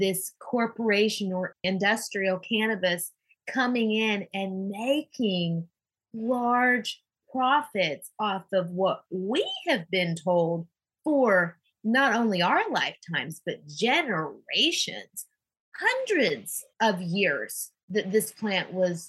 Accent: Oklahoma, United States; I grew up in Oklahoma

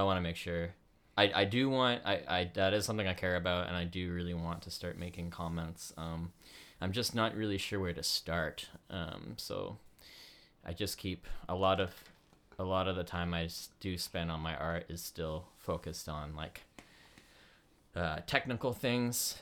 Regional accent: Canada; also born or lived in United States; growing up as, like, uh, in Canada as an American

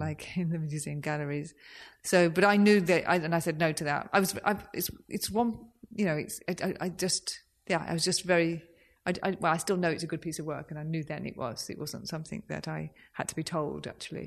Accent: Birmingham, West Midlands, United Kingdom; I'm from Birmingham

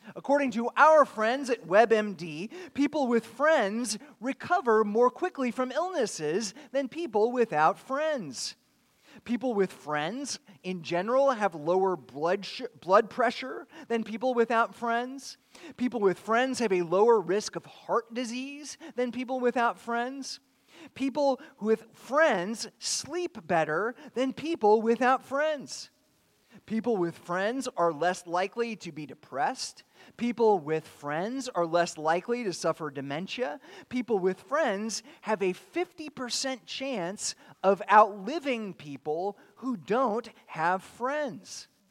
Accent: California, United States; also born or lived in Chattanooga, Tennessee; now in Pensacola, United States; I grew up in California

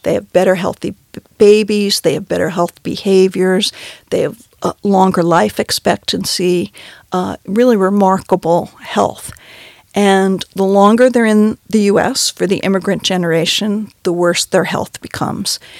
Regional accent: New York City, New York, United States; I grew up in New York City

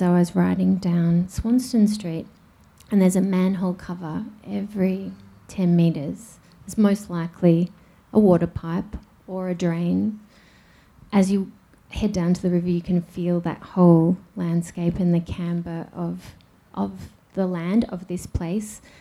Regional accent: Melbourne, Victoria, Australia; I was born in in Melbourne. I was born next to the Birrarung in 1978 in a hospital called the Mercy Hospital

